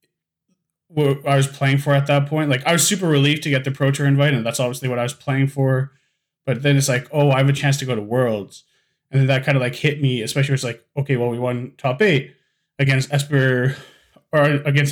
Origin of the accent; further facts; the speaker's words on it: Winnipeg, Manitoba, Canada; I'm from Winnipeg, Manitoba